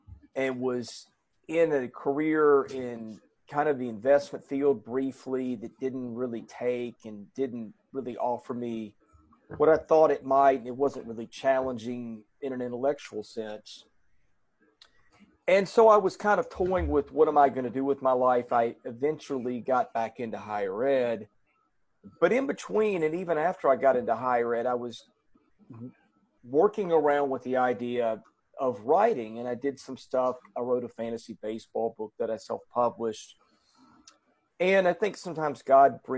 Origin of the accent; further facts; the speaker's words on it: Hendersonville, Tennessee, United States; also born or lived in Nashville; We grew up in Hendersonville